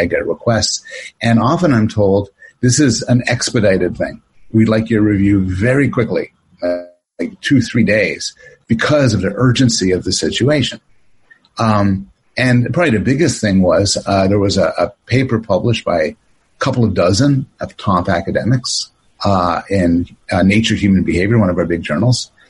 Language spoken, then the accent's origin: English; Canada; also born or lived in Toronto; now in United States; born in born in Canada, but uh, uh, my mom was from the states, and I live in the states